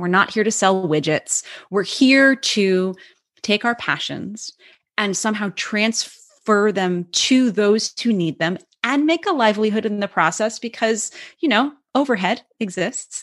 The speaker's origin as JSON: {"language": "English", "area": "Cape Cod", "region": "Massachusetts", "country": "United States", "tie": "born or raised there", "said": "grew up as an Irish Catholic kid in Cape, on Cape Cod, Massachusetts"}